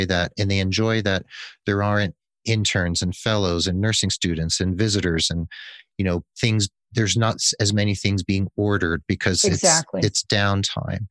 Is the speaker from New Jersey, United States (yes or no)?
yes; New Jersey, United States; I learned a lot of Italian things as a Jewish boy growing up in New Jersey